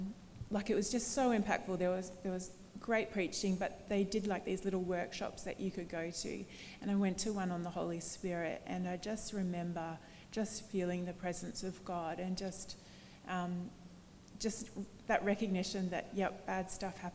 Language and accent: English; Bendigo, Victoria, Australia; moved away; I grew up in Bendigo and Victoria, so not from New South Wales